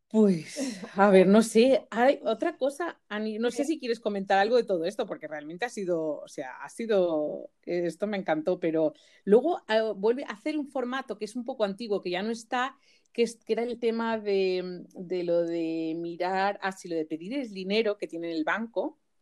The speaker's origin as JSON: {"language": "Spanish", "area": "Majorca", "region": "Balearic Islands", "country": "Spain", "said": "en mallorquín decimos gracias"}